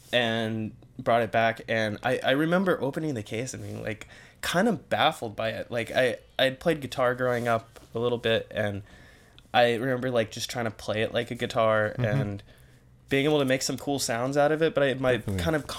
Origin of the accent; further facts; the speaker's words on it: Visalia, California, United States; moved away as an adult; I'm from Visalia, which is kind of smack dab in the middle of Fresno and Bakersfield. So very kind of agricultural, small town kind of feel to it. It's a good place to grow up, but not a place you want to stay.